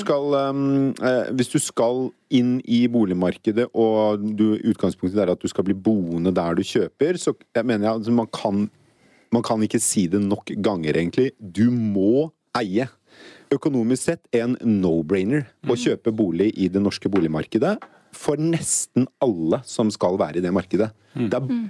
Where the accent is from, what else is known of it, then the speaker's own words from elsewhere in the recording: Norway; som nordmann